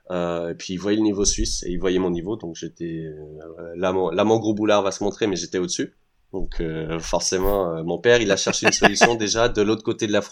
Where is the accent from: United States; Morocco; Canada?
United States; born there; Non, je suis américain. C'est